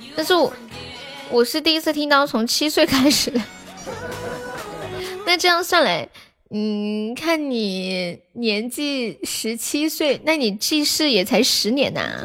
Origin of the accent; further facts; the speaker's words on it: Sichuan, China; accent: Sichuanese; 我们四川话说洗头，就是洗脑壳，头疼，就是脑壳痛